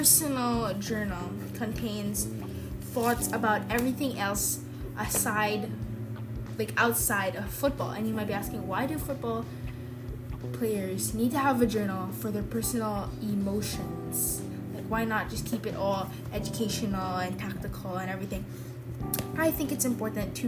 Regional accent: Philippines; I'm from the Philippines

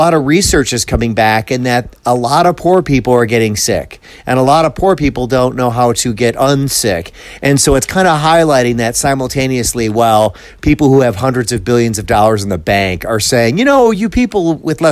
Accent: Midwest, United States; I'm from the Midwest

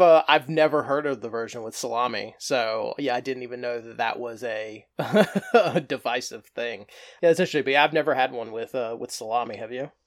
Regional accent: the South, United States; also born or lived in North Carolina coast; now in North Carolina, United States; growing up in the South

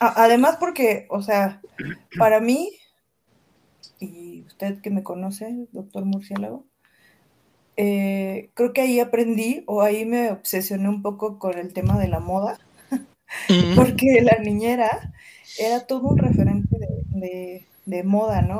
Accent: Veracruz, Mexico; soy de Veracruz

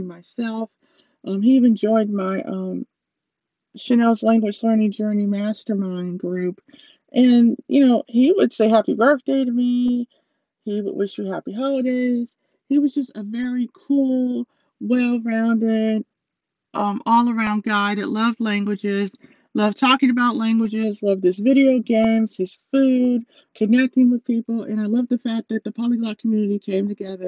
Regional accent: United States; I'm from America, I'm American

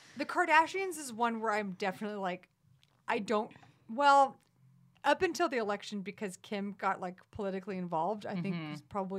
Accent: Texas, United States; moved away; just growing up in Texas and just, you know, being rowdy, drunk kind of place.

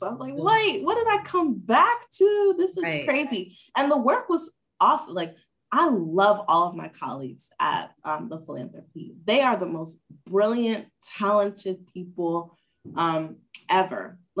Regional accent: Nigeria; And then I was ashamed because I'm Nigerian and I need to be a doctor, engineer, or a lawyer to be successful.

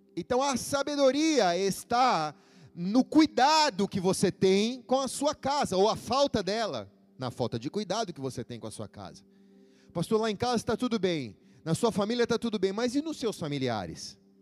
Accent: São Paulo, Brazil; also born or lived in Botucatu; Eu nasci em Botucatu. E é uma cidade do interior de São Paulo. Nasci bem pequeno, os meus pais vieram para São Paulo.

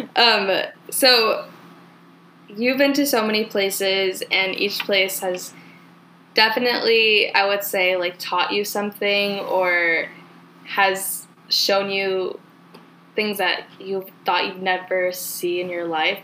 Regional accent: California, United States; also born or lived in Oregon; we were both born and raised in California

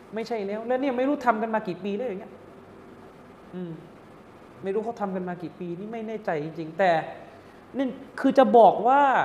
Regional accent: Southern Thailand, Thailand; now in Bangkok, Thailand; เด็กใต้มาอยู่

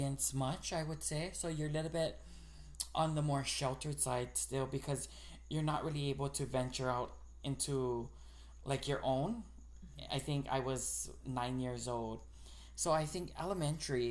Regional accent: Nanakuli, Hawaii, United States; also born or lived in Kalihi, Honolulu; growing up in Nanakuli was a little bit different. We came from Kalihi

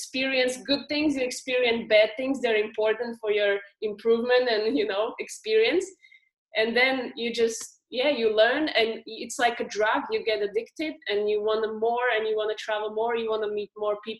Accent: Slovakia; now in Australia; I'm from Slovakia

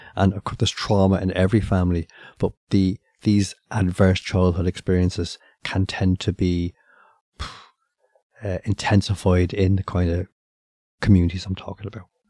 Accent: Ireland; as the Irish

